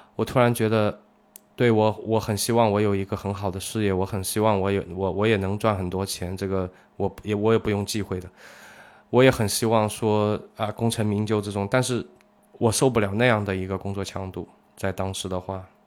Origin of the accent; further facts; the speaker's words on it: Zhejiang, China; 我们浙江这边的小朋友